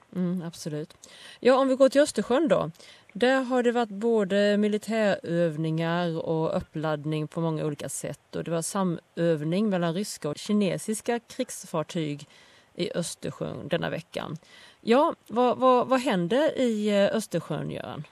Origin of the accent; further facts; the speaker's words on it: Sweden; moved away; hemma i Sverige